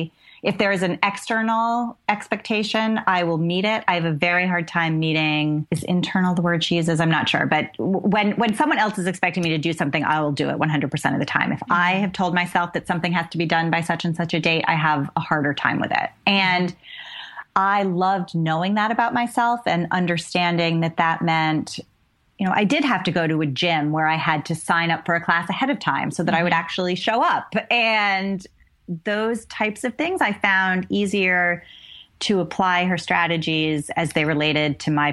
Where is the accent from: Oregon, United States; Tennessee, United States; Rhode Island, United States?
Rhode Island, United States; I grew up in Rhode Island, mm-hmm. and I still consider myself a New Englander.